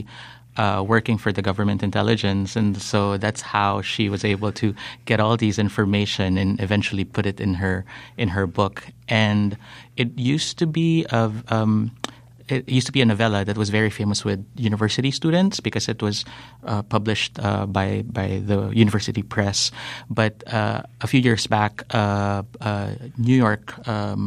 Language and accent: English; Philippines; me as a Filipino